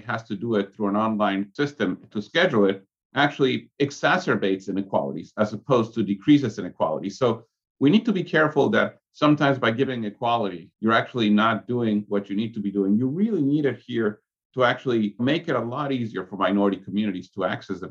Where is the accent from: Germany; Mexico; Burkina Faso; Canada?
Mexico; now in Atlanta, United States; I'm from Mexico. I speak Spanish.